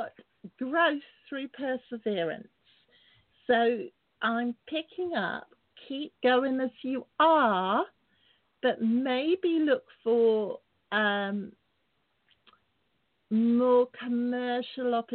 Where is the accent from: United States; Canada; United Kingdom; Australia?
United Kingdom; England; It's a lovely sunny evening here in England. I'm English